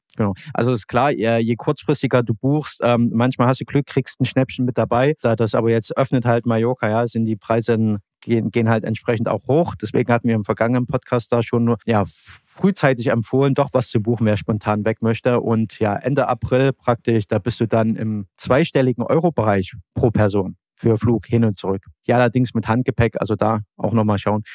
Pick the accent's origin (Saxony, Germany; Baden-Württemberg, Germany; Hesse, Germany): Saxony, Germany; als Sachse